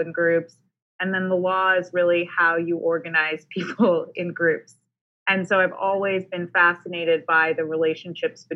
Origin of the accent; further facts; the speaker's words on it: Maryland, United States; moved away as an adult; also born or lived in Stanford, California / San Francisco / Austin, Texas; now in Los Angeles, United States; I grew up mostly in Maryland